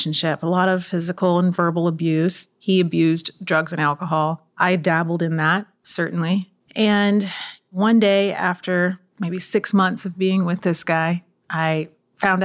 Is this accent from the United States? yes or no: yes; Austin, Texas, United States; also born or lived in Miami; I'm from Austin, Texas